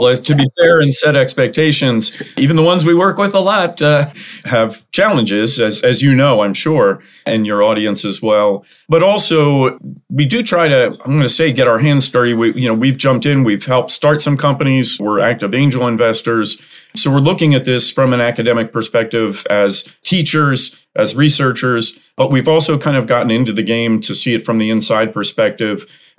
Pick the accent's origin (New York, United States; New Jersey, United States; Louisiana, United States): New Jersey, United States; I grew up in New Jersey.